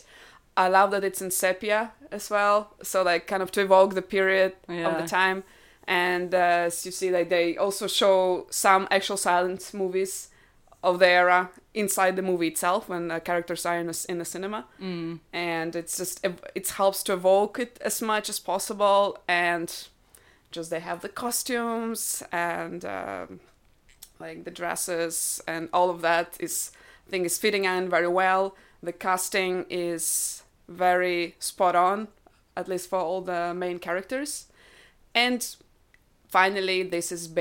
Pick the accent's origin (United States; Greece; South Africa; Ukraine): Ukraine; first language Russian; English is a second language; I am myself Ukrainian. I am a Russian speaker, though. So I'm not Russian, but I am a Russian speaker. It's my native language.